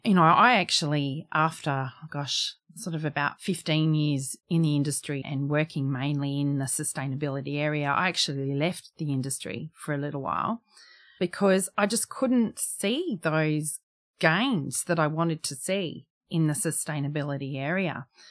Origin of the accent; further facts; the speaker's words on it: Darwin, Northern Territory, Australia; moved away; I come from Darwin